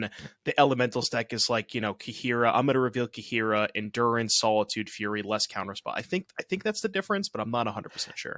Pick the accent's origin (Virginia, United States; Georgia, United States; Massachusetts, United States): Massachusetts, United States; I'm from Mass instead of Rhode Island